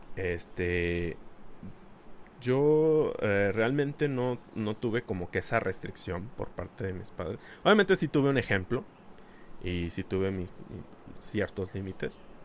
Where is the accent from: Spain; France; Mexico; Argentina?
Mexico; nosotros como cultura mexicana